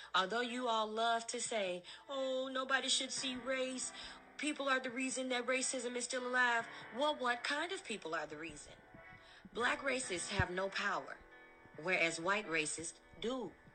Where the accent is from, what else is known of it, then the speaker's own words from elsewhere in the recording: Villa Park, Illinois, United States; I grew up in Villa Park, Illinois, was the only black girl on an all-white cheerleading squad